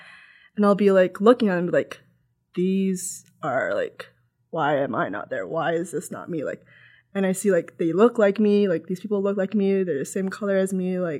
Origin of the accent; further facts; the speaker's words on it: Toronto, Ontario, Canada; also born or lived in London, Ontario; I don't even realize that I'm Filipino. Like, and also, I mean, I grew up in Scarborough.